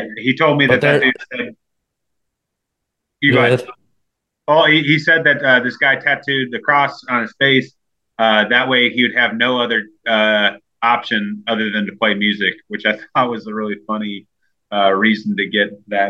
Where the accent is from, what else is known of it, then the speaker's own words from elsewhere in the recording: Chicago, Illinois, United States; moved away as an adult; also born or lived in Birmingham, Alabama; now in Nashville, United States; I grew up in Chicago.